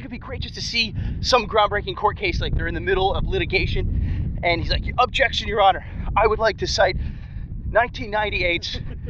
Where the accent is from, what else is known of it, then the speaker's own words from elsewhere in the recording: Eagleville, Pennsylvania, United States; also born or lived in Center City, Philadelphia; now in Philadelphia, United States; I grew up, not to give anyway secrets, but I grew up in Eagleville, Pennsylvania. It's in the suburbs of Philadelphia, just past Norristown, PA.